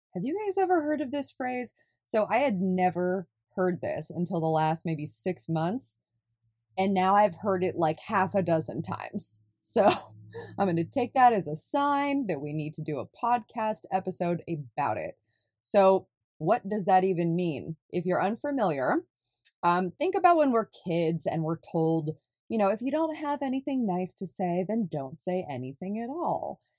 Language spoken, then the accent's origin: English; California, United States; moved away as an adult; also born or lived in Deep South; I was born and raised in California